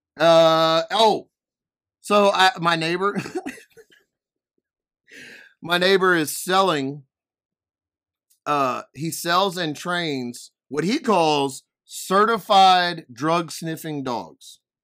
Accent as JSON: {"language": "English", "town": "Denham Springs", "region": "Louisiana", "country": "United States", "said": "I'm from Denham Springs, Louisiana"}